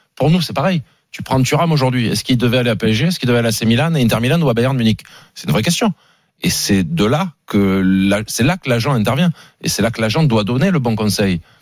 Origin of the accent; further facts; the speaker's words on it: Marseille, Provence-Alpes-Côte d'Azur, France; je suis marseillais